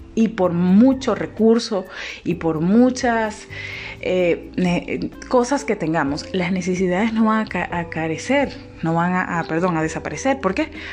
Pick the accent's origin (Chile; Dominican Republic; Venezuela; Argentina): Venezuela